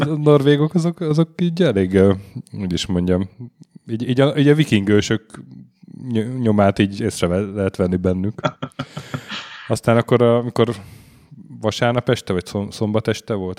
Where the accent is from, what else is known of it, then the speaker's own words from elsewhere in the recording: Hungary; magyarok vagyunk